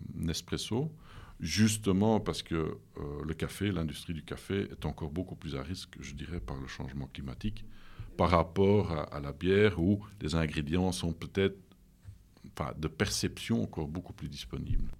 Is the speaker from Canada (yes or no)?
no; Leuven, Flanders, Belgium; French is a second language; also born or lived in Lille, France; je suis né à Leuven, euh, je suis flamand d'origine